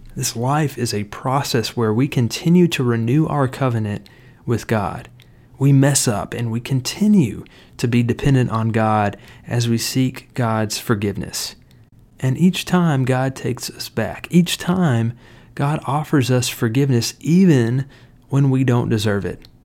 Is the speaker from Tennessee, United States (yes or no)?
yes; Cleveland, Tennessee, United States; In my home church where I grew up in Cleveland, Tennessee